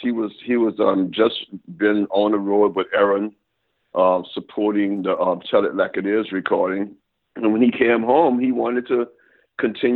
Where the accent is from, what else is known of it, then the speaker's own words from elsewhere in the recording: New Orleans, Louisiana, United States; I'm from New Orleans